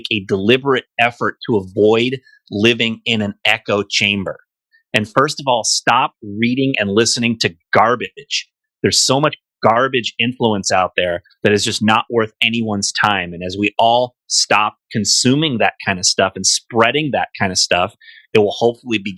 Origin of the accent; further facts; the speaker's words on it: United States; I'm definitely, most of all, an American